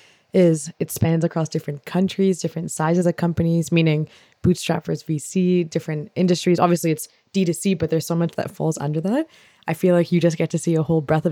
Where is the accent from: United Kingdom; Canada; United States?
Canada; I'm from Canada